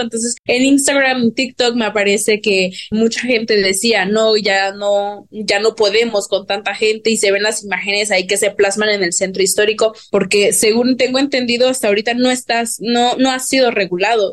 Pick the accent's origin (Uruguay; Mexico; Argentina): Mexico; Oaxaca; yo que toda la vida he estudiado en escuela pública en el estado de Oaxaca